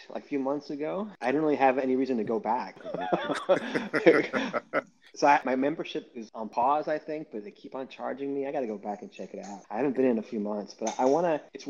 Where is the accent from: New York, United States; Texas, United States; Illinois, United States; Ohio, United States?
New York, United States; New York City; now in Oakland, United States; I'm originally from New York City. So I grew up in Queens and moved out here in 99.